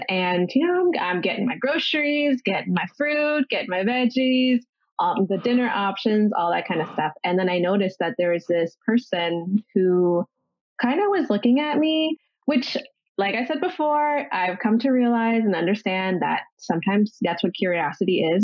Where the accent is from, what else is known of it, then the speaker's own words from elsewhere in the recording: Ontario, Canada; now in Los Angeles, United States; I'm originally from Ontario and I am currently living in Los Angeles